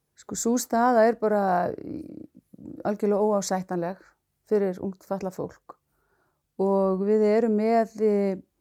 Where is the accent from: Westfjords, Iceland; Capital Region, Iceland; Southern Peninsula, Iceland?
Westfjords, Iceland; Reykhólar; moved away; ég kem úr sveit, ég er uppalinn í sveit, bara sveitastúlka úr, frá hérna, Reykjólum, aln upp þar